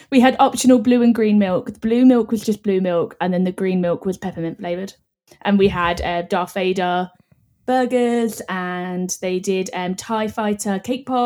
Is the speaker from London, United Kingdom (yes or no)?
yes; London, United Kingdom; now in Ireland; I am a Londoner.